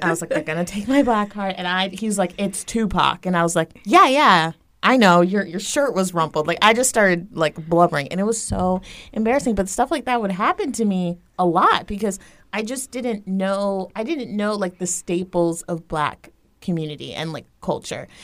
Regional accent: Tampa, Florida, United States; I grew up here in Tampa, Florida

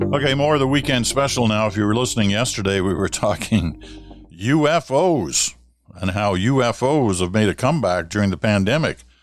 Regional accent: Ottawa, Ontario, Canada; moved away; also born or lived in Regina / Toronto; Growing up in Ottawa

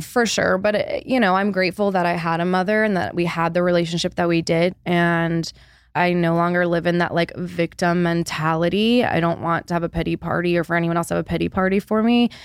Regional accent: Charlotte, North Carolina, United States; I'm Born and raised in Charlotte, moved back home

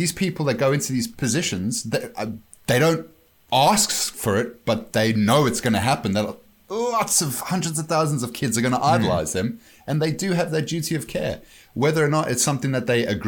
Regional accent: South Africa; moved away; growing up in South Africa

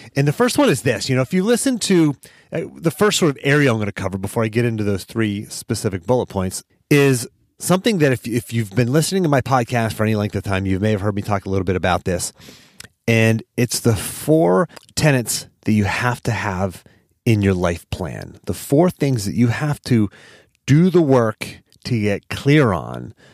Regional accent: Pittsburgh, Pennsylvania, United States; my hometown of Pittsburgh

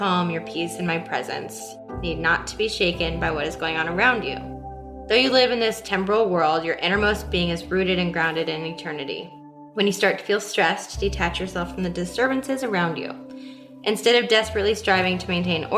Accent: Des Moines, Iowa, United States; I was born and raised in Des Moines, Iowa

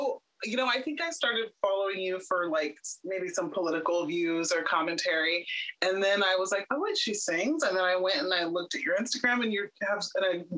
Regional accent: Houston, Texas, United States; Well, Houston, Texas has got to be the most diverse place I've ever lived in my entire life.

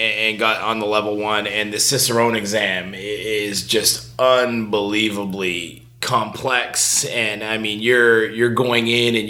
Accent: Montreal, Quebec, Canada; my hometown

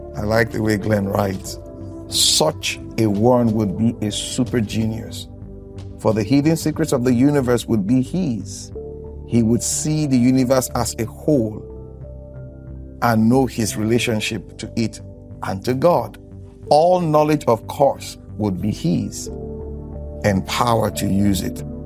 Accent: Nigeria; I'm from Nigeria. I'm a Nigerian

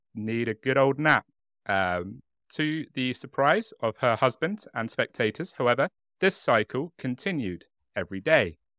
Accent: United Kingdom; accent: British; our lovely, warm British accents

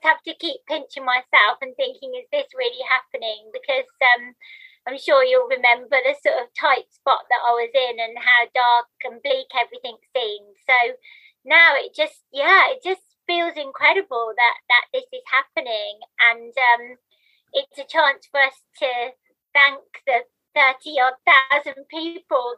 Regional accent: Birmingham, West Midlands, United Kingdom; accent: Birmingham; moved away as an adult; now in London, United Kingdom; I used to live in Birmingham, which won't come as a surprise from my accent.

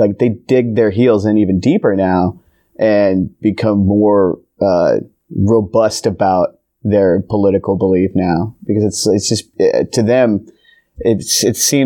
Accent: Simi Valley, California, United States; I grew up in Simi Valley, California

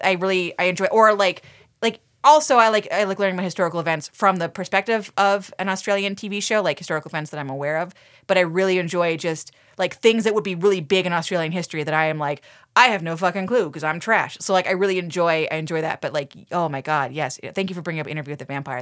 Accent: Toronto, Ontario, Canada; I am from Toronto.

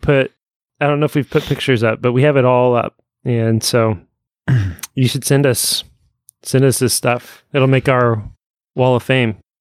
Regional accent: Evansville, Indiana, United States; growing up in Evansville

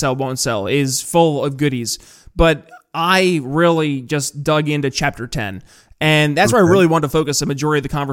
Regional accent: northern New York State, United States; growing up in northern New York State.

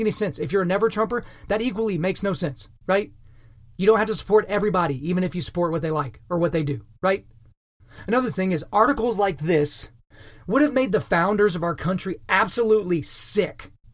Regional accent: United States; as an American

